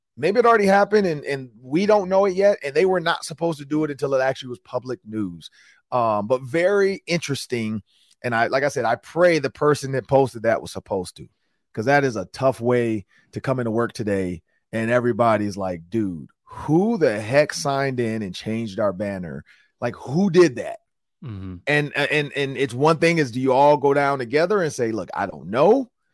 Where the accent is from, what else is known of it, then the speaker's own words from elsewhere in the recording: Detroit, Michigan, United States; I'm from Detroit, Michigan. I grew up in the inner city of Detroit